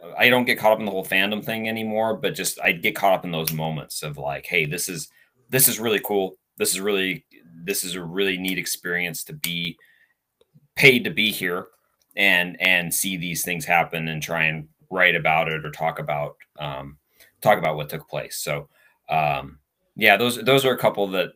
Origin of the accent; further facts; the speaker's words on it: the Northwest, Pacific Northwest, United States; I grew up in the Northwest.